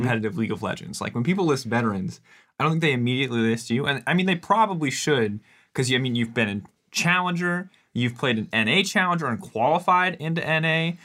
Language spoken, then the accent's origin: English; United States; as an American